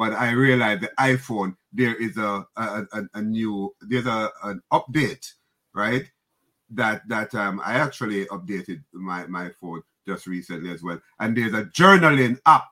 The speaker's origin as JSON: {"language": "English", "country": "Jamaica", "moved": "yes", "lives_now": "New York, United States", "said": "I'm from the Caribbean, Jamaica"}